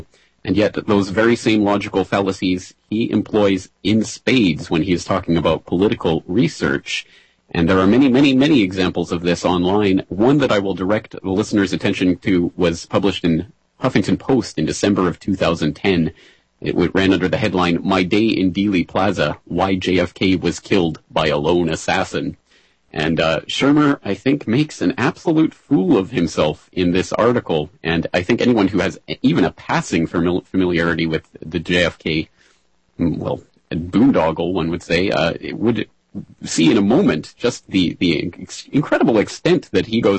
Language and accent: English; Calgary, Alberta, Canada; Calgary, Alberta, Canada, my hometown